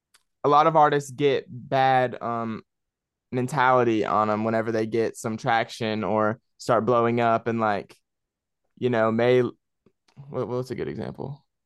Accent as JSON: {"language": "English", "town": "Spartanburg", "region": "South Carolina", "country": "United States", "tie": "born or raised there", "said": "Because where I live, like the music, there is no music scene out here."}